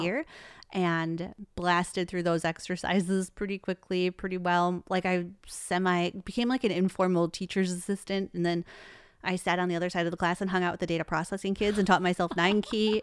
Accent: Traverse City, Michigan, United States; Born and raised in Michigan

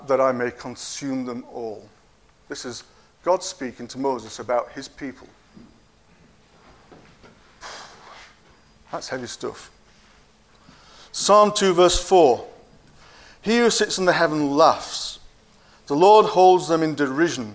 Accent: Yorkshire and the Humber, United Kingdom; now in Cockermouth, United Kingdom; I was born in Yorkshire, and I'm a proud Yorkshireman

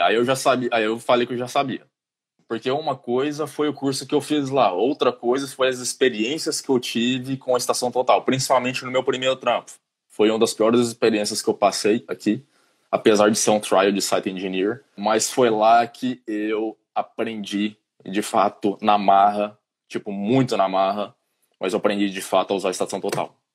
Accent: Goiânia, Goiás, Brazil; moved away as an adult; now in Ireland; eu sou de Goiânia, Goiânia, trinta e tantos graus

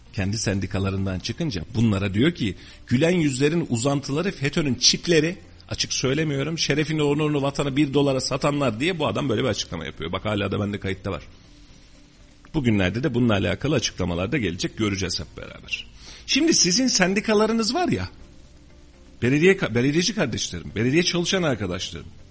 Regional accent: Turkey; Ben bu memlekette doğdum. Ben bu memleketin çocuğuyum.

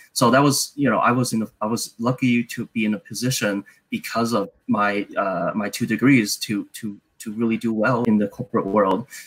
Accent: San Francisco, California, United States; I grew up in San Francisco

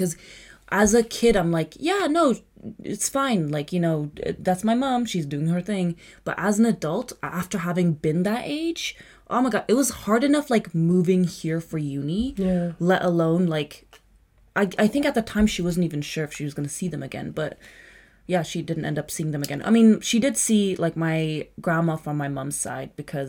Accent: Prague, Czechia; moved away as an adult; also born or lived in Kazakhstan; now in London, United Kingdom; I was born in Czech Republic.

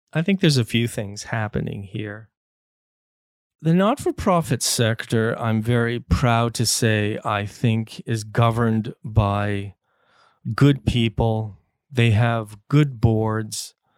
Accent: United States; now in Canada; I grew up in the States

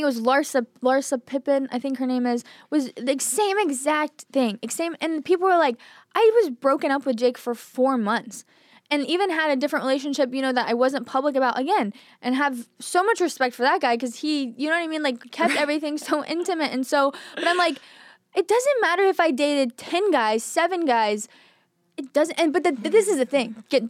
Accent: Texas, United States; But I just think growing up in Texas, I was always one of the bros.

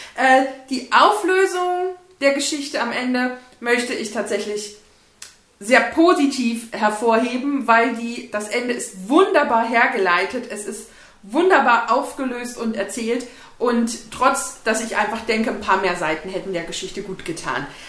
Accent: Bavaria, Germany; bei uns in Bayern

